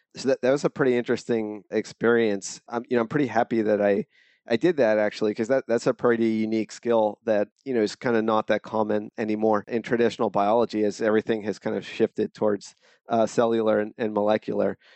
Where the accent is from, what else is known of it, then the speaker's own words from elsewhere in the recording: Mount Laurel, New Jersey, United States; moved away as an adult; also born or lived in San Diego; now in Bay Area, United States; I grew up in New Jersey, it's, uh, South Jersey. It's a town called Mount Laurel